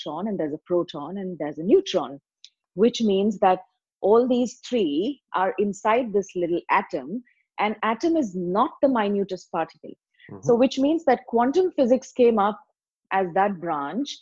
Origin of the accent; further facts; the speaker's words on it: India; I'm from India